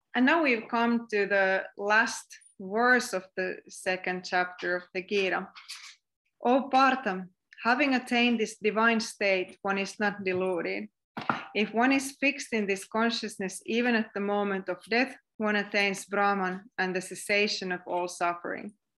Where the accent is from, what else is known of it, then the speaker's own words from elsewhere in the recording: Finland; accent: Finnish; English is a second language; my weird Finnish accent